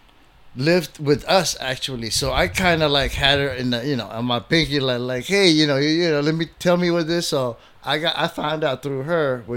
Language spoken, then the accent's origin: English; Philippines; moved away; also born or lived in Bay Area / Chicago; we grew up with them in the Philippines